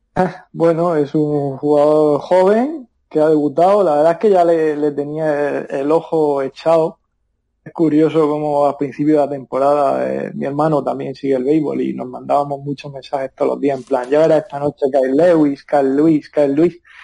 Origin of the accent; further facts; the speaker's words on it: Murcia, Region of Murcia, Spain; also born or lived in Seattle, United States; soy de Murcia